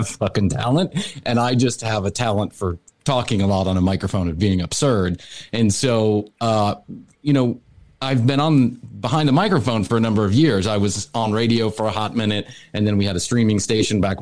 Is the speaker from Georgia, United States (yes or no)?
no; Chicago, Illinois, United States; now in Atlanta, United States; I was born in Chicago